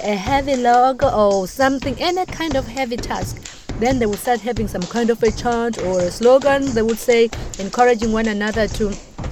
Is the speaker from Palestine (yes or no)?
no; Eswatini; moved away as an adult; now in Indiana, United States; I was born in Swaziland, and now I work at Indiana University, where I teach isiZulu.